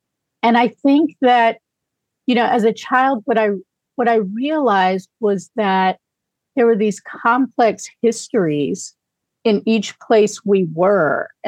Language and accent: English; Silver City, New Mexico, United States; moved away as an adult; also born or lived in Providence, Rhode Island; I was born in Silver City, New Mexico. So that's about, half an hour from the U.S.-Mexico border in Grant County. And so our county borders Chihuahua and the state of Arizona.